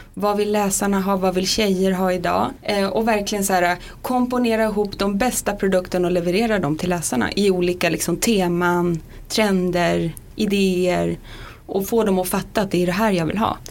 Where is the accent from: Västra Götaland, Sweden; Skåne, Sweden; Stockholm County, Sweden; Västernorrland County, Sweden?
Västernorrland County, Sweden; Sundsvall; Jag är från Sundsvall. Mm. Där hade vi Åhléns. Där hängde jag runt om diskarna